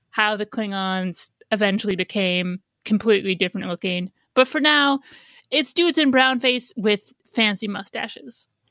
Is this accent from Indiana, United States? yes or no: yes; Indiana, United States; now in New York City, United States; I grew up in Indiana where you sort of do need a car